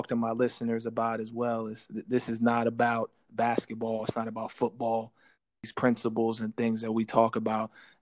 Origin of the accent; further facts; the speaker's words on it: Ohio, United States; We're both from Ohio